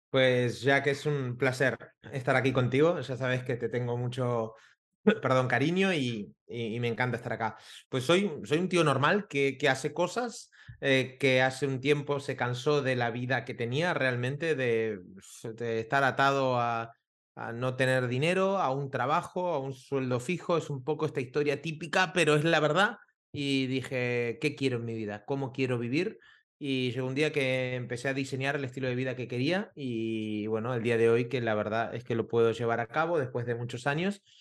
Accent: Argentina; moved away as an adult; also born or lived in Costa Rica; now in Barcelona, Spain; yo soy argentino, hace 20 años que vivo aquí en Barcelona

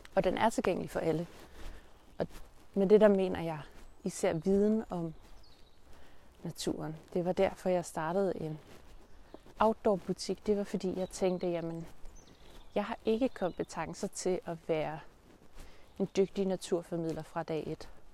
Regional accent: Denmark; vores udgangspunkt som danskere

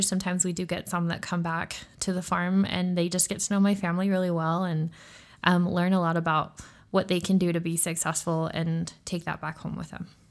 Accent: Utah, United States; I grew up, I am a Utah native, um, hence I don't have an accent.

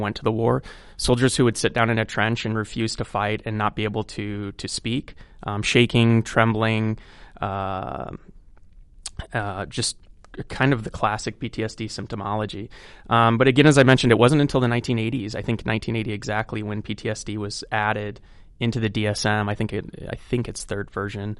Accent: Cedar Rapids, Iowa, United States; born and raised in Cedar Rapids

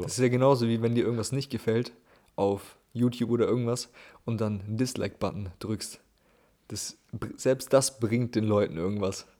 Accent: Germany; als Europäer oder Deutscher

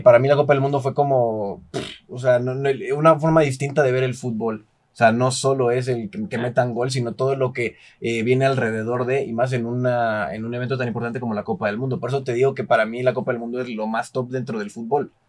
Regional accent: Mexico; yo soy de México

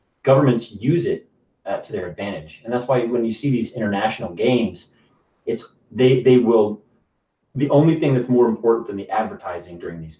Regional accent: United States; I'm an American

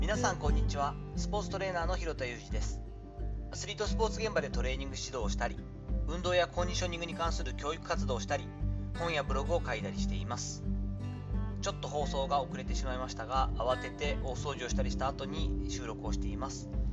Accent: Kochi, Japan; moved away; 自分の田舎の高知

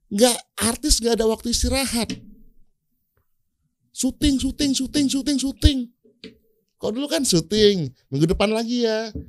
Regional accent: Aceh, Indonesia; Gue bilang, gue ini orang Aceh, orang harus tahu gue orang Aceh, gue harus buka makanan Aceh.

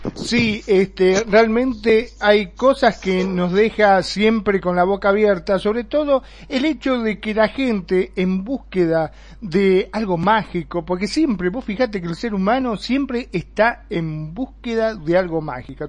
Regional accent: Argentina; en mi país, en Argentina

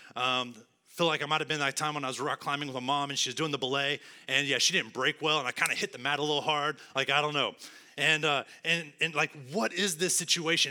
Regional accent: West Texas, United States; now in Arlington, United States; I'm from West Texas

